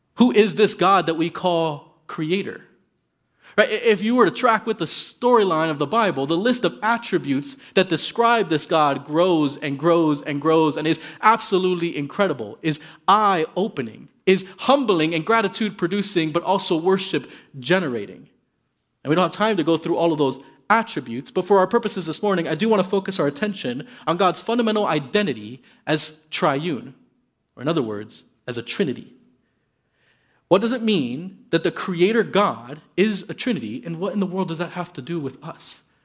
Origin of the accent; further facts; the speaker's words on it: Miami, Florida, United States; moved away as an adult; also born or lived in Midwest; I grew up in Miami, Florida.